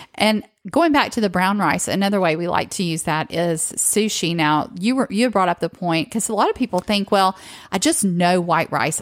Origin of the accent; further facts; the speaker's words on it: the South, United States; restaurants growing up in the South